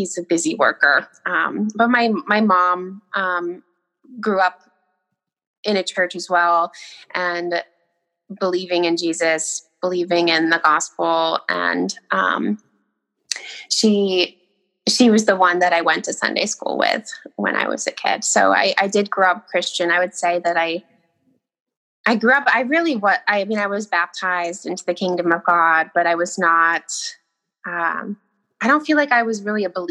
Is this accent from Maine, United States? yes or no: yes; Millinocket, Maine, United States; I grew up in Millinocket, Maine, really small town.